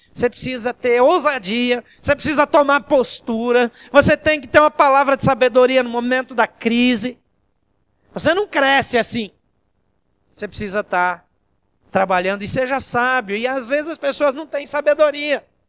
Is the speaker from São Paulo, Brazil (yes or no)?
no; Marechal Cândido Rondon, western Paraná, Brazil; accent: interior; also born or lived in Barro Preto; now in São José dos Campos, Brazil; Eu sou do interior e da roça, né? Você pode ver pelo meu sotaque, meu jeitão bronco, né? Eu nasci, é, em Marechal Rondon, no oeste do Paraná, e quando era criança fui morar num lugar que chamava Barro Preto